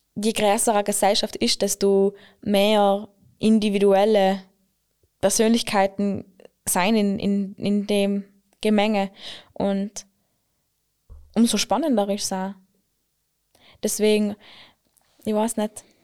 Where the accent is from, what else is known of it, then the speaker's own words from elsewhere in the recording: Klausen, Trentino-Alto Adige, Italy; ich bin, ich bin aus Klausen